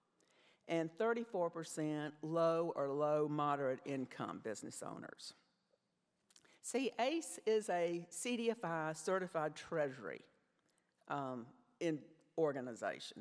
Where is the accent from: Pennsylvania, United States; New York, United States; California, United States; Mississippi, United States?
Mississippi, United States; Canton; moved away as an adult; also born or lived in Georgia; I grew up in Canton, Mississippi.